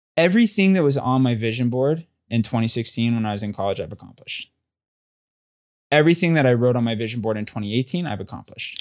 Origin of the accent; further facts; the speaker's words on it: Southern California, United States; moved away as an adult; also born or lived in Texas; now in New York City, United States; I'm from Southern California